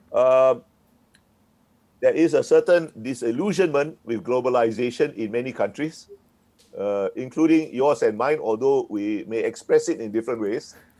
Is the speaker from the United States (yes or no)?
no; Singapore; I was born in Singapore and grew up in Singapore